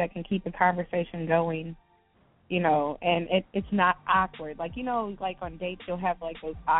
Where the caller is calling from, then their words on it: Richmond, Virginia, United States; I am calling from Richmond, Virginia.